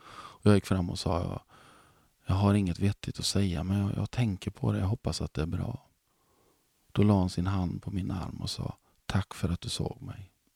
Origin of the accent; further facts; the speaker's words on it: Mark Municipality, Västra Götaland, Sweden; Jag kommer från Marks kommun